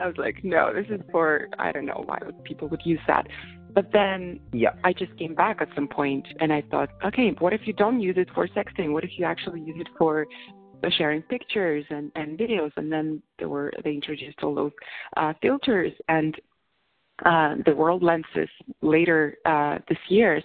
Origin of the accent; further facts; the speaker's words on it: Russia; moved away as an adult; also born or lived in Moscow, Russia / London, United Kingdom; now in San Francisco, United States; I was born in Russia